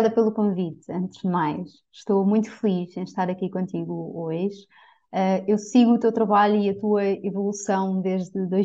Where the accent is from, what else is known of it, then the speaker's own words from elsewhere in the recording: Coimbra, Centro, Portugal; tenho 33 anos, sou de Coimbra, ou moro em Coimbra neste momento